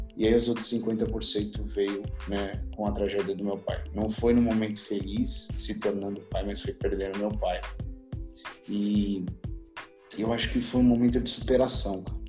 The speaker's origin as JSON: {"language": "Portuguese", "region": "São Paulo", "country": "Brazil", "tie": "born or raised there", "said": "sou nascido em São Paulo, filho do seu João e da dona Rita"}